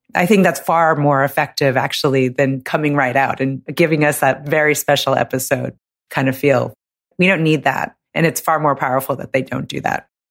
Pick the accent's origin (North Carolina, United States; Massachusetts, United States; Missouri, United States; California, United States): California, United States; moved away as an adult; I'm from California